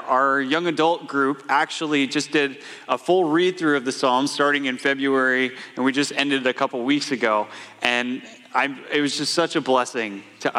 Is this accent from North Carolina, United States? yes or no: no; Atlanta, Georgia, United States; moved away as an adult; my wife Casey and I moved up here from Atlanta, Georgia 5 years ago, and that's where we grew up.